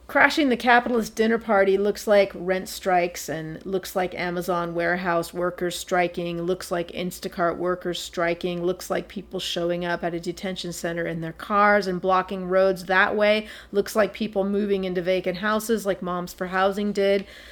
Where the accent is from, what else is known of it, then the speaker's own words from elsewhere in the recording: San Francisco Bay Area, California, United States; I grew up in the San Francisco Bay Area and currently live in the city of Oakland